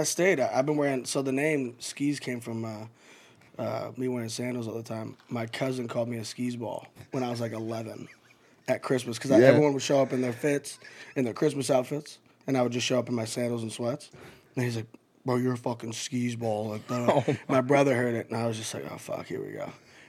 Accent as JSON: {"language": "English", "town": "Omaha", "region": "Nebraska", "country": "United States", "moved": "yes", "lives_now": "Nashville, United States"}